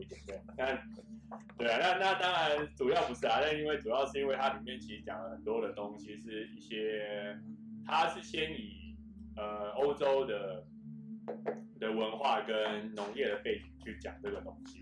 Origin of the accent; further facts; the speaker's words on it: Taiwan; 我们台湾话